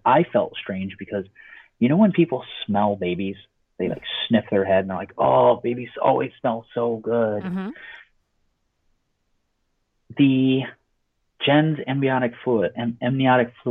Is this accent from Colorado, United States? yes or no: yes; Colorado, United States; I'm originally from Colorado